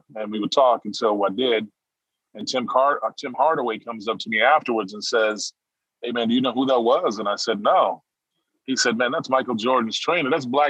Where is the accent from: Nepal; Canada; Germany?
Germany; Heidelberg, Baden-Württemberg; also born or lived in Jackson, Mississippi; Well, so I was born in Jackson, Mississippi, and I was raised partially in Heidelberg, Germany.